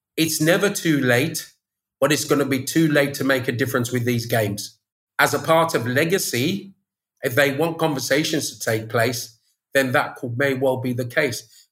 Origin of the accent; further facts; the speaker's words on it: Birmingham, West Midlands, United Kingdom; now in Spanish Town, Jamaica; I was born in Birmingham